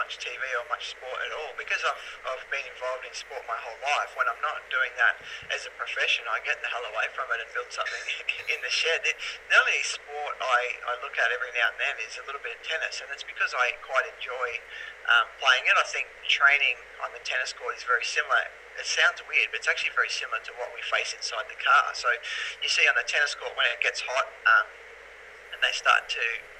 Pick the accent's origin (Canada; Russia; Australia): Australia; Mildura, Victoria; now in Melbourne, Australia; The only time I ever played that was in the early 2000s when I moved to Melbourne from Mildura.